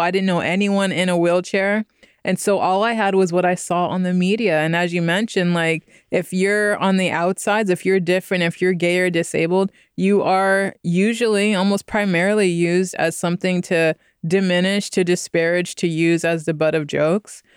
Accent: Stockton, California, United States; moved away as an adult; also born or lived in Philadelphia, Pennsylvania; now in Bay Area, United States; until I moved to Stockton, California. So I'm from the 209

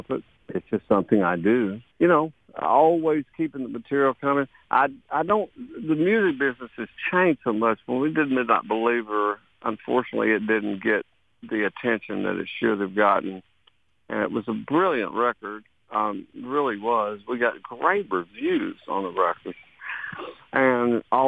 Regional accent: Texas, United States; moved away; it's the land from which I came, and it fed me. It's my, you know, I used to call it Sweet Mother Texas.

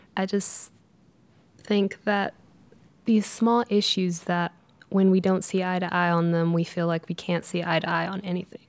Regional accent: Chihuahua, Mexico; now in United States; I was born in, uh, Chihuahua, Mexico

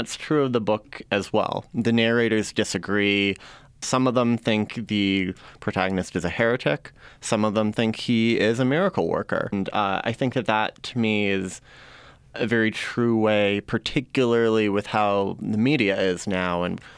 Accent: New Mexico, United States; Oh, definitely. I was raised Catholic, and it's a part of the whole landscape here.

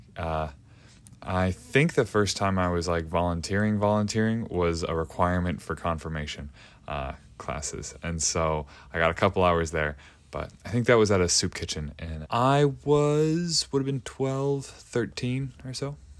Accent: Chicago, Illinois, United States; now in Bethel, United States; I'm from Chicago originally

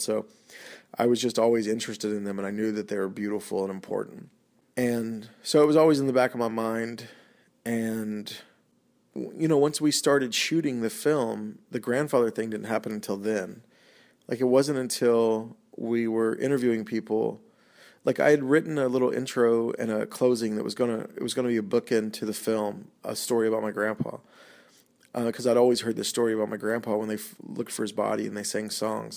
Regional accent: Oklahoma, United States; I went to the University of Oklahoma, which is like an hour and fifteen minutes from my hometown.

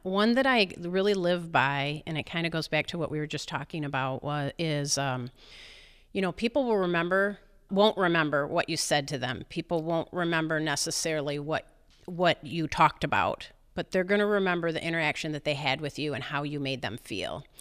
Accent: East Jordan, Michigan, United States; East Jordan, um, my hometown, most people know it as East Jordan Ironworks.

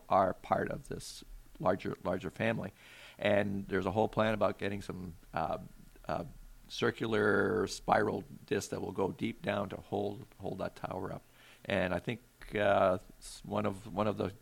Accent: Maine, United States; now in Alaska, United States; where I grew up in Maine

